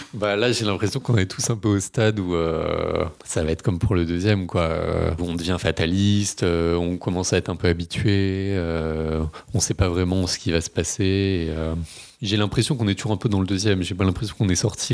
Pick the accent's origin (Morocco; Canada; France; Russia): France; Paris, Île-de-France; j'habite à Paris, j'ai grandi à Paris